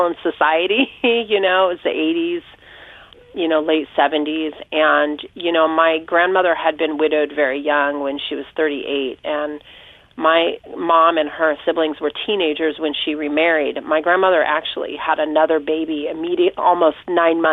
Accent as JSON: {"language": "English", "area": "Orange County", "region": "Southern California", "country": "United States", "tie": "born or raised there", "moved": "yes", "lives_now": "Pawling, United States", "said": "I grew up in Southern California, Orange County, and most of my lifetime I lived in my grandparents' home"}